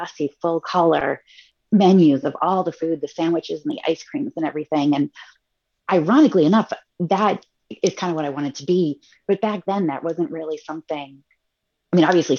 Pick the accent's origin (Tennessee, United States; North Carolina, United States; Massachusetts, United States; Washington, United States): Massachusetts, United States; Central; I grew up in Central Mass.